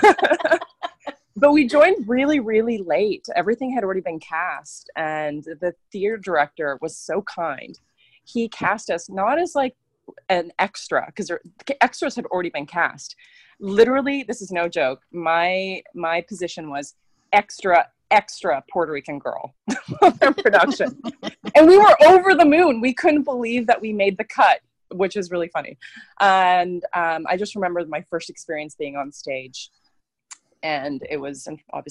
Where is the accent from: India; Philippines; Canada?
Canada; west coast of Canada, British Columbia; I'm a Canadian actress that's been raised on the west coast of Canada in a city. I live in a city called Vancouver